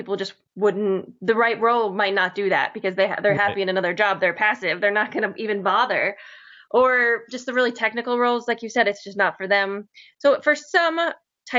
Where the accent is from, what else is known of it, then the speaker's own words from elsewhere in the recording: Northern Connecticut, United States; I'm from actually Northern Connecticut